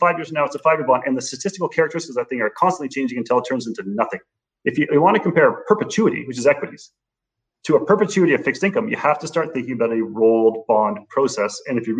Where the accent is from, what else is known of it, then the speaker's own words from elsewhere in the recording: Canada; I would say very much as a Canadian investor, you should be super aware of your currency exposures.